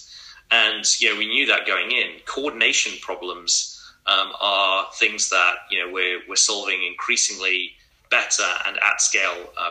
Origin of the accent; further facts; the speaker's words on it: England, United Kingdom; moved away; So I grew up in England and went to a really fantastic school